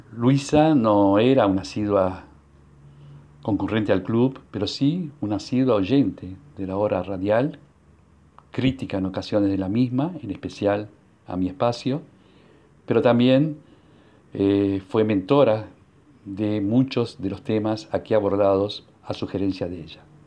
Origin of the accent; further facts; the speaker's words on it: Uruguay; first language Hungarian; Spanish is a second language; los que nacimos en Uruguay y el húngaro fue nuestra lengua materna